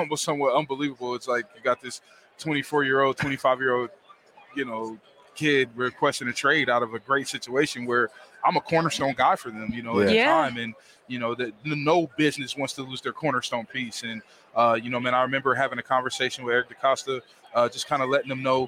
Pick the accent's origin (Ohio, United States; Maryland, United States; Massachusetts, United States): Maryland, United States; Baltimore; I'm from Baltimore, born and raised.